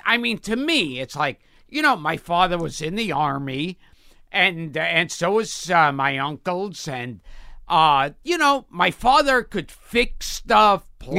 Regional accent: New York City, New York, United States; I was born in Coney Island, then lived in Crown Heights, and then Borough Park.

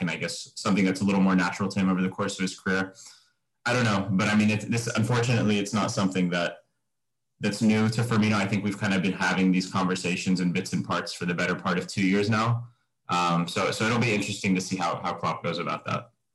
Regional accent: United States; grew up in America

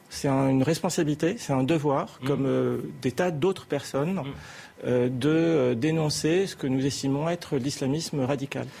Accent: France; Je suis français, euh, musulman.

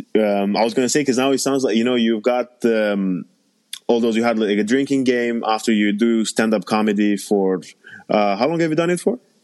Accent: Romania; moved away; I was born and raised in Romania

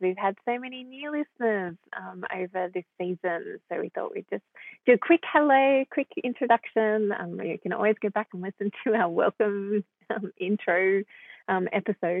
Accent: Melbourne, Victoria, Australia; moved away as an adult; now in Sydney, Australia; I was born in Sydney but grew up in Melbourne

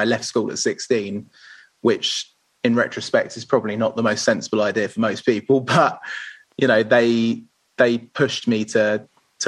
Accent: Pinner, London, United Kingdom; I grew up in Pinner, which is near sort of in between like Harrow and Watford

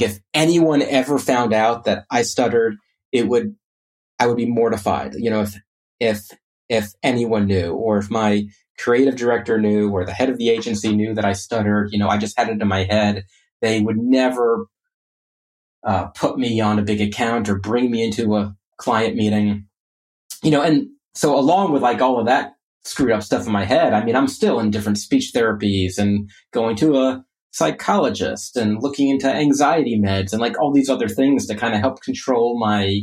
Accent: Orlando, Florida, United States; I grew up in Orlando

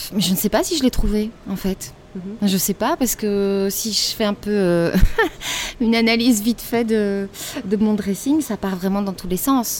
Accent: Belgium; chez nous en Belgique

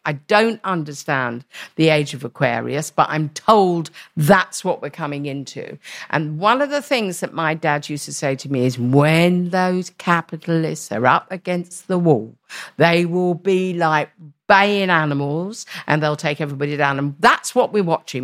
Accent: London, United Kingdom; I was born in the East End

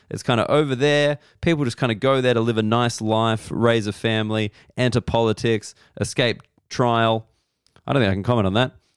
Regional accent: Australia; growing up in Australia

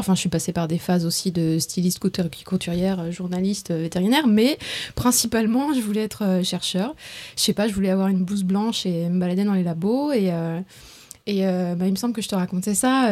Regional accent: Strasbourg, Grand Est, France; moved away as an adult; also born or lived in Tours / Marseille / Boston; née à Tours, dans le centre de la France. après, j'ai grandi à Strasbourg

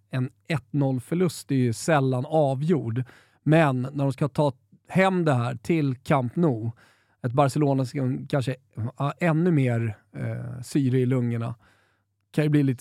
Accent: Sweden; Galna W som man har lite problem som svensk att uttala

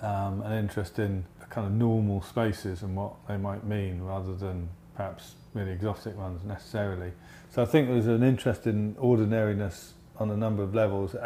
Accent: Essex, East of England, United Kingdom; I'm from Essex

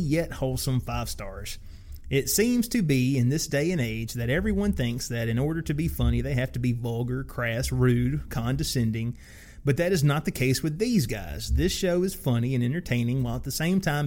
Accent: Alabama, United States; We're from Alabama.

